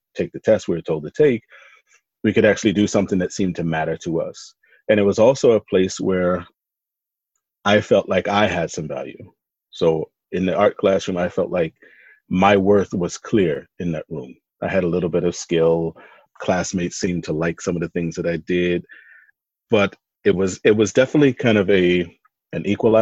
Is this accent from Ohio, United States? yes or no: no; Philadelphia, Pennsylvania, United States; I was raised in North Philly